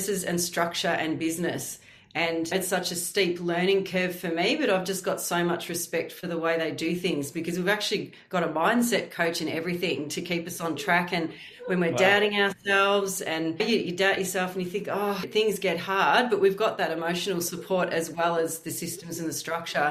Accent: Warragul, Victoria, Australia; moved away as an adult; also born or lived in Frankston, Melbourne / Western Australia; now in Surf Coast, Australia; I was born in Frankston in Melbourne, but I grew up in Warragul in Gippsland for most of my childhood until I was 18.

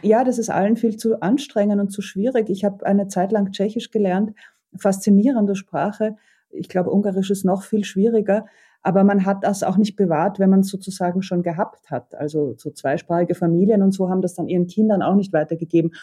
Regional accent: Vienna, Austria; als Wiener Kind

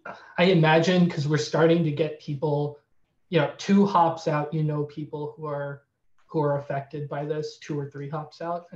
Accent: Ann Arbor, Michigan, United States; also born or lived in Lansing, Michigan; I'm from Ann Arbor. So okay. I grew up there and came to school at State.

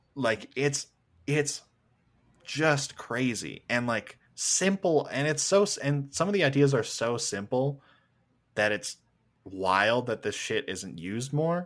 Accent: Canada; I'm just a fucking Canadian with a microphone

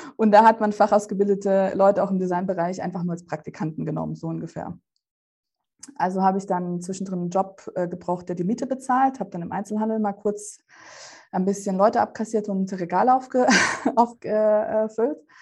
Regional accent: Germany; German is a second language; also born or lived in Russia; wo ich in Deutschland eingeschult worden wäre, hätte ich auch in Russland eingeschult werden sollen

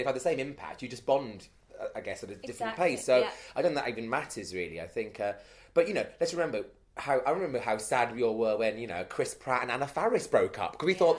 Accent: Wales, United Kingdom; moved away; I'm from Wales originally

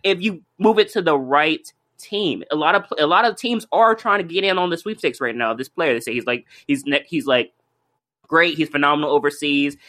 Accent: Cleveland, Ohio, United States; born and raised in Cleveland, Ohio

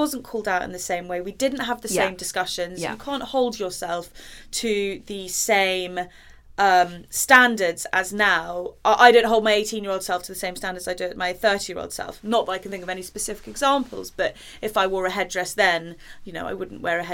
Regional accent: Jamaica; moved away; I grew up in Jamaica

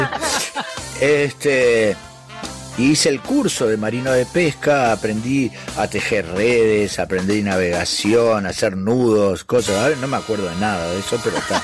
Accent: Parque del Plata, Canelones, Uruguay; also born or lived in United States; nos vinimos a vivir a Parque del Plata mi viejo abrió un taller ahí

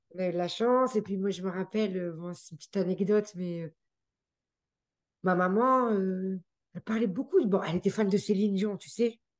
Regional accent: France; accent: French; moved away as an adult; also born or lived in Geneva, Switzerland; now in Canada; nous-mêmes nous sommes français, on est né en France

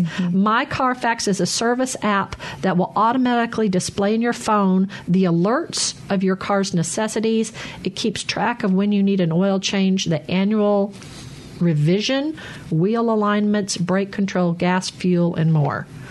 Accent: Arkansas, United States; moved away as an adult; also born or lived in Chicago / Texas; now in Mississippi, United States; I grew up in Arkansas and now in Mississippi

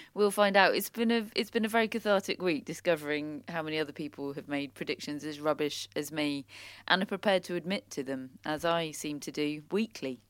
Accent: United Kingdom; we're British

